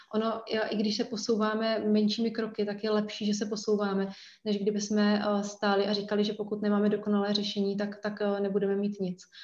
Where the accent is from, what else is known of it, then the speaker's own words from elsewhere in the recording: Brno, South Moravian Region, Czechia; já jsem z Brna